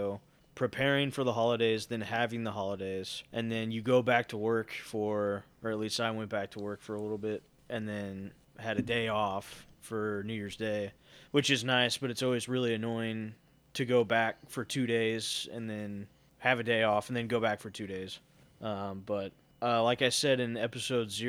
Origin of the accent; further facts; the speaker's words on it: United States; I'm from the United States